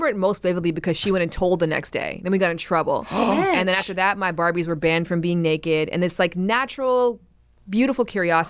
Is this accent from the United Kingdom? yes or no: no; Canada; I'm from Canada.